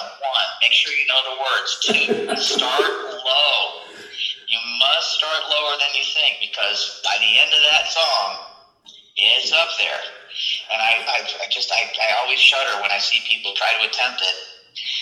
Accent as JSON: {"language": "English", "country": "United States", "also_born_or_lived": "Nashville", "said": "I'm really enjoying being an American at this point and really appreciate, my home country"}